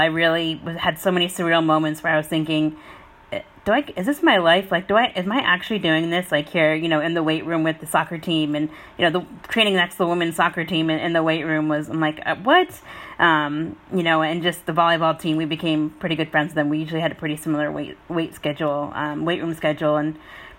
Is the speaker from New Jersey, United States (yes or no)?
yes; New Jersey, United States; moved away as an adult; also born or lived in California; I'm from New Jersey, and I have a brother and a sister